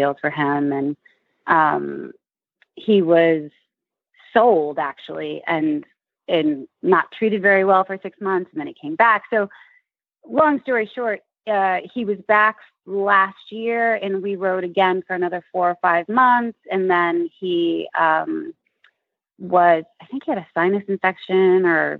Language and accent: English; Connecticut, United States; moved away as an adult; now in New York City, United States; I grew up in Connecticut, about 2 hours away